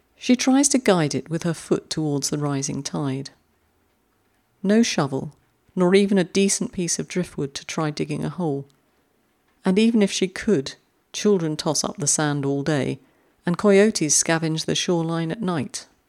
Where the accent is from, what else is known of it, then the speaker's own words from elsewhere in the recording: London, United Kingdom; moved away; I'm a fellow Londoner. And you can take the girl out of London, but you can't take London out of the girl.